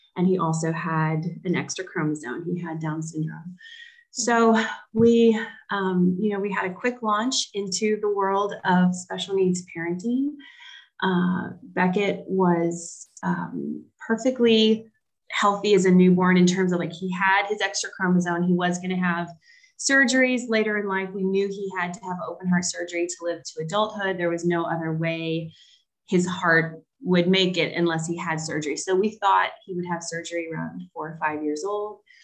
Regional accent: the South, United States; now in Charlotte, United States; I grew up in the South. I've lived in the South most of my life.

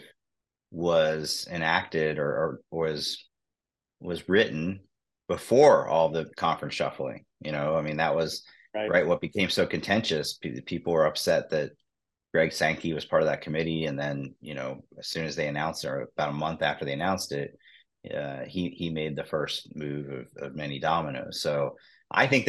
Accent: Cincinnati, Ohio, United States; I'm from Cincinnati

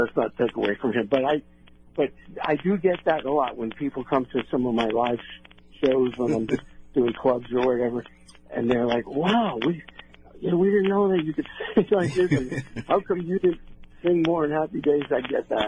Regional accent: New York, United States; moved away; being a New Yorker

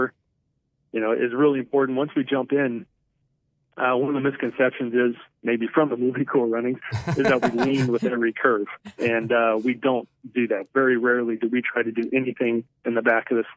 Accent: Shelby, Nebraska, United States; I grew up in Shelby, Nebraska, which is a town of 690 people.

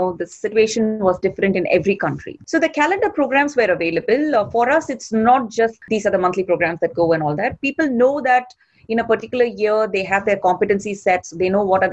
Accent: Chennai, Tamil Nadu, India; I'm from India, born and brought up in a city named Chennai

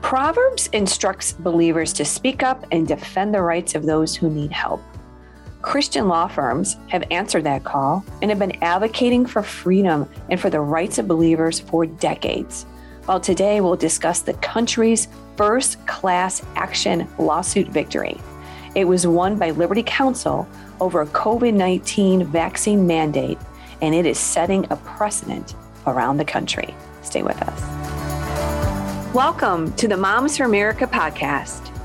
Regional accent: Illinois, United States; here in Illinois. That is my home state

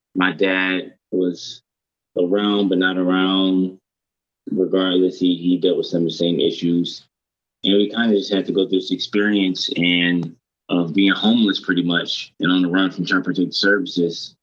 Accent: Detroit, Michigan, United States; I'm from Detroit, and I grew up in Detroit

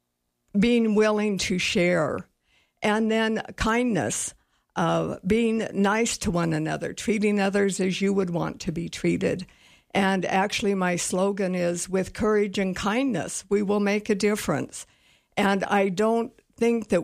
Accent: Cheyenne, Wyoming, United States; also born or lived in Casper, Wyoming; now in Sheridan, United States; I grew up in Cheyenne. Actually born in Casper, but we moved to Cheyenne, and that's where I was raised.

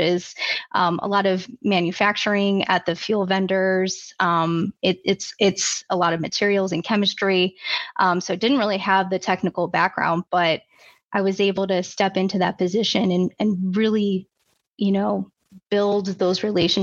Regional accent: Chicago, Illinois, United States; I grew up outside of Chicago, suburb outside of Chicago

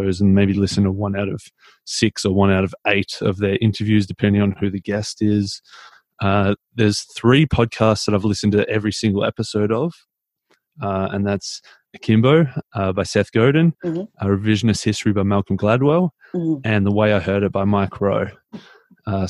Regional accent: Melbourne, Victoria, Australia; also born or lived in Mildura, Australia / Papua New Guinea; I'm from Melbourne in Australia. I was born in Mildura, actually, which is like a country town about 8 hours out of Melbourne.

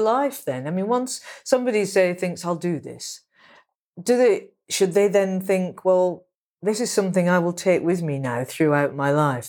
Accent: England, United Kingdom; I'm a writer from England

